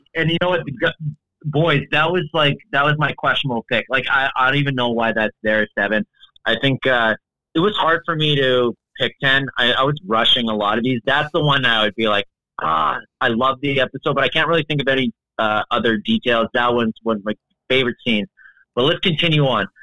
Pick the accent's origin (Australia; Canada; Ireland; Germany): Canada; the show I was raised on in Canada